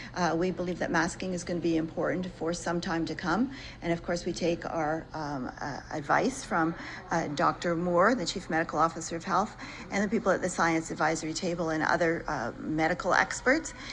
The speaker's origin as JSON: {"language": "English", "area": "near Smiths Falls", "region": "Ontario", "country": "Canada", "said": "I'm from near Smith Falls."}